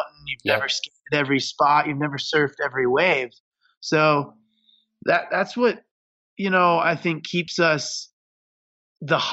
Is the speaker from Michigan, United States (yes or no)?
yes; Michigan, United States; I grew up in Michigan on some really small hills.